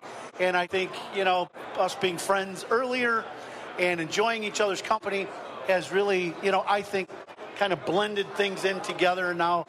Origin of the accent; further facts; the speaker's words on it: Chicago, Illinois, United States; And so for me to come back to Chicago to the Cubs, this is my hometown team.